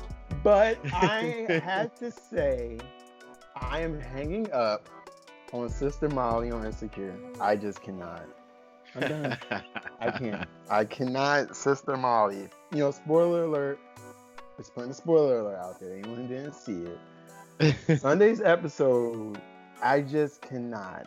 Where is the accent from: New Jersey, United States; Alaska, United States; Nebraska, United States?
New Jersey, United States; moved away as an adult; also born or lived in North Carolina; I am actually from South Jersey, you know, right outside of Philadelphia, born and raised, educated in the South, North Carolina to be specific.